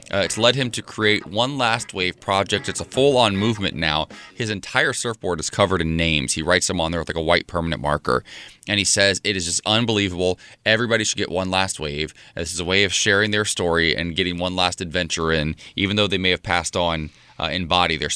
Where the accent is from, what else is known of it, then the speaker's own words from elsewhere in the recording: Ohio, United States; I grew up in Ohio